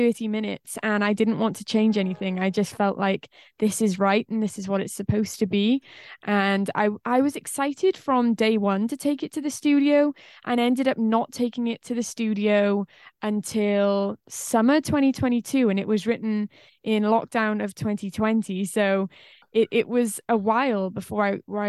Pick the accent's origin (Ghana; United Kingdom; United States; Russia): United Kingdom; Wales; accent: Welsh; I'm from Wales in the UK.